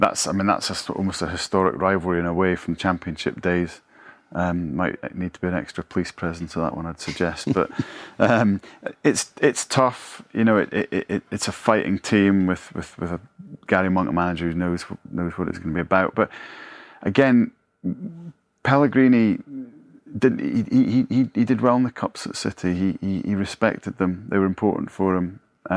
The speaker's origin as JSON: {"language": "English", "region": "Scotland", "country": "United Kingdom", "said": "as a Scot, you always remember Hamilton beating Rangers."}